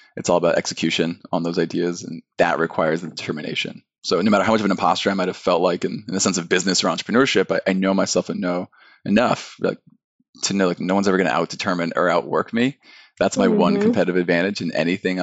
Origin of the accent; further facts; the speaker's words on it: just north of Los Angeles, Southern California, United States; I grew up in Southern California, just north of Los Angeles